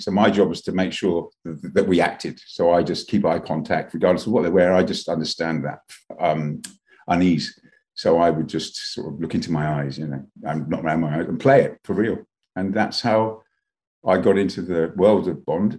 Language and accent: English; Luton, East of England, United Kingdom; also born or lived in London; I grew up in Luton